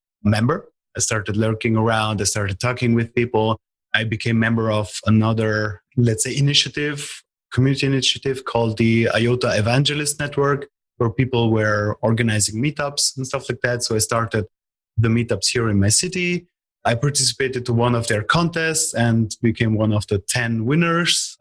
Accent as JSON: {"language": "English", "country": "Italy", "said": "I am from Italy."}